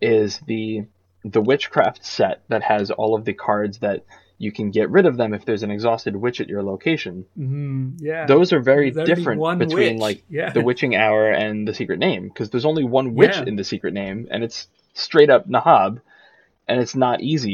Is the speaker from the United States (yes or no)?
yes; New England, United States; I grew up in New England myself